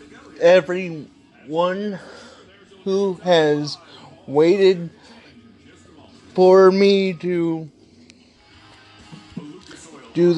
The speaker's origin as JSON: {"language": "English", "region": "Midwest", "country": "United States", "said": "I came from the Midwest"}